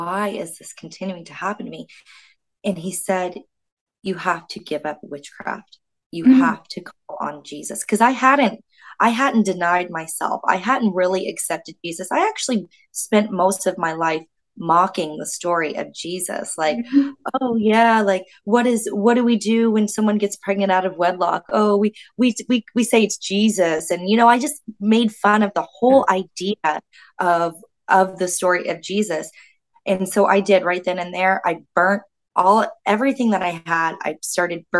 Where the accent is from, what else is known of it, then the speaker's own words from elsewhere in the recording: Florida, United States; moved away as an adult; also born or lived in Canada; I'm from the States, born and raised in the States